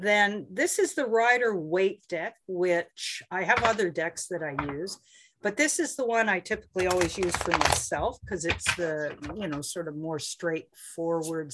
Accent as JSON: {"language": "English", "region": "Southern Ontario", "country": "Canada", "tie": "born or raised there", "said": "I grew up in Southern Ontario"}